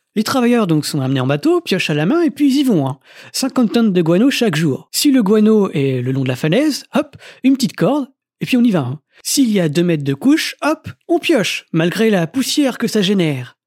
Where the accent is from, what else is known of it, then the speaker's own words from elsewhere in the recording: France; chez nous en France métropolitaine